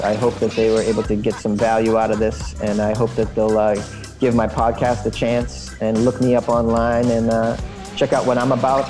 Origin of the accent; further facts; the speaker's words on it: United States; I grew up in the United States